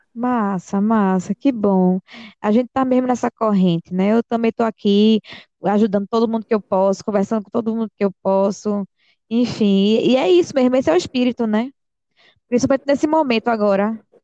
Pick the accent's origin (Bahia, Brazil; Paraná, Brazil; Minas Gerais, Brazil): Bahia, Brazil; Vitória da Conquista; moved away; eu vim da Bahia, do interior da Bahia, nasci lá, vim para cá, mas nasci lá